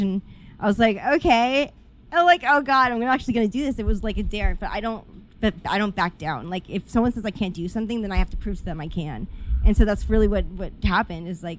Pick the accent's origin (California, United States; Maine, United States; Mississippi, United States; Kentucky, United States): California, United States; Los Angeles; I grew up in the Valley